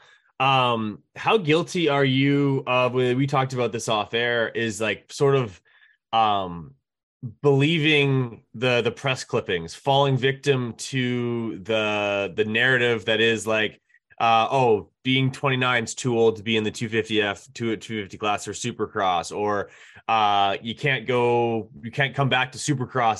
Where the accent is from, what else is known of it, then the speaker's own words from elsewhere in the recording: Canada; We're all Canadian